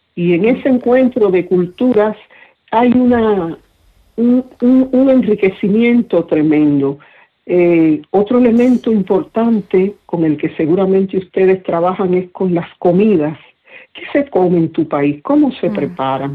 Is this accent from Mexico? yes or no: no; Cuba; mi pueblo